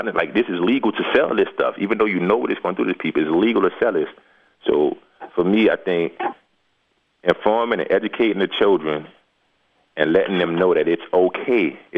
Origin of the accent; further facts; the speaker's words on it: the South, United States; but we grew up in the South, and nobody wanted to farm.